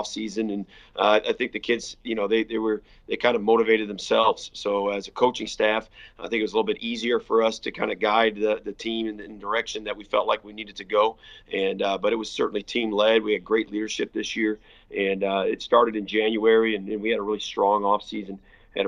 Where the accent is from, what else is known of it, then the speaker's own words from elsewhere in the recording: Michigan, United States; moved away as an adult; also born or lived in Illinois; now in Texas, United States; I grew up in Michigan where private schools and public schools will play each other in a state championship